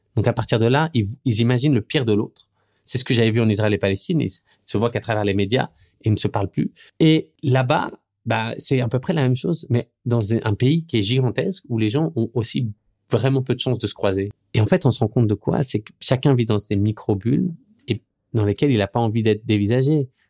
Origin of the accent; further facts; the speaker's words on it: France; moved away as an adult; now in New York, United States; je suis français